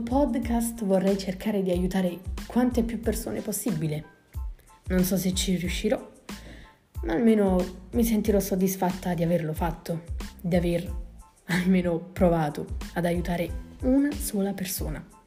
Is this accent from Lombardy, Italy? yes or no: no; Naples, Campania, Italy; vengo da Napoli